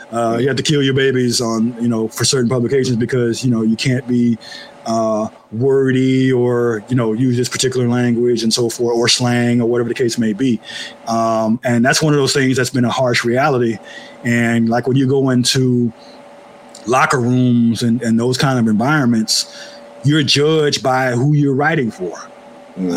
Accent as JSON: {"language": "English", "town": "Oakland", "region": "California", "country": "United States", "said": "I'm from Oakland. We have that same spirit, working class"}